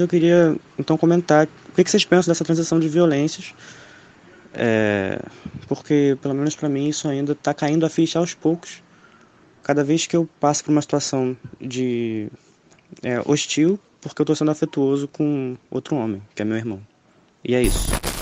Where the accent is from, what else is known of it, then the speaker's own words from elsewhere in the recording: Niterói, Rio de Janeiro, Brazil; eu sou de Niterói, no Rio de Janeiro